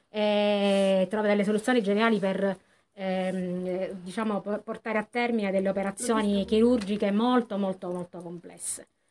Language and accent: Italian; Acireale, Sicily, Italy; io sono di Acireale